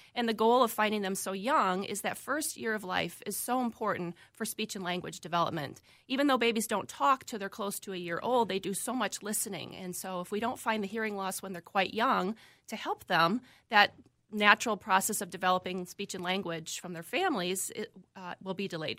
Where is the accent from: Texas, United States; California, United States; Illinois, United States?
Illinois, United States; Chicago; moved away as an adult; also born or lived in Valparaiso, Indiana / Florida; now in Minnesota, United States; I grew up, like I said, in the Midwest, lived in the suburbs of Chicago, both in the Illinois side and briefly in the Indi-, Indiana side